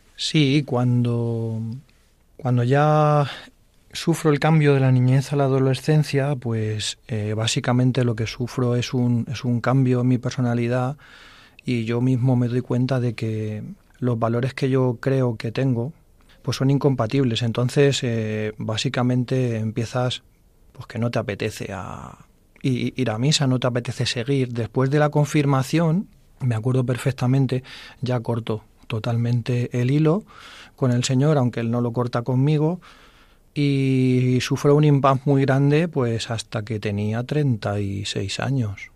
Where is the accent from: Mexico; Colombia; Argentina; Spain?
Spain; Fuensalida, Castilla-La Mancha; Yo soy de Fuensalida